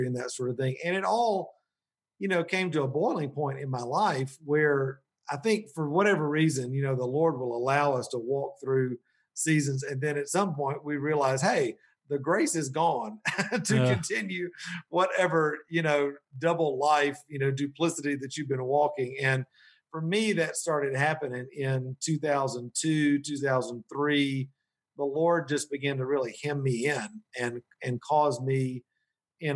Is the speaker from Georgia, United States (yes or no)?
yes; Columbus, Georgia, United States; moved away as an adult; also born or lived in Metro Atlanta, Georgia; now in Asheville, United States; I'm from originally Middle Georgia, Columbus, Georgia. My family's been down there since the 1780s.